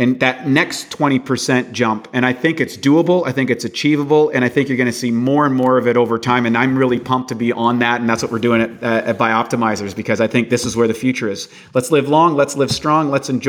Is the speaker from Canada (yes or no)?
yes; Canada; In the 1967, I'm from Canada, when they brought in Social Security, the life expectancy of a Canadian citizen was 67 years old.